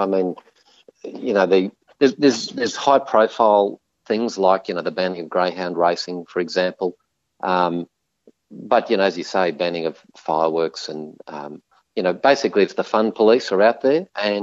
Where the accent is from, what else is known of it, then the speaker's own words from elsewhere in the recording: Queensland, Australia; as a Queenslander